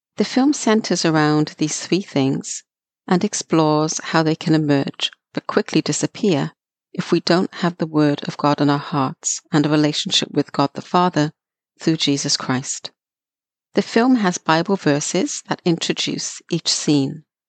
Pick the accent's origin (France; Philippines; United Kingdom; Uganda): United Kingdom; Wales; growing up in Wales, United Kingdom.